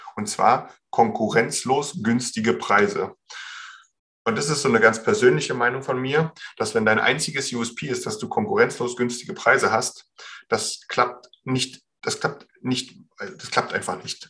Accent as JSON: {"language": "German", "country": "Germany", "said": "hier bei uns in Deutschland"}